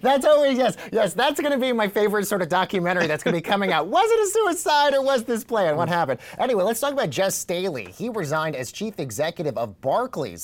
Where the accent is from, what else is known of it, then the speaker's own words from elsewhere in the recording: New York City, New York, United States; as a New Yorker who lived in the city during the pandemic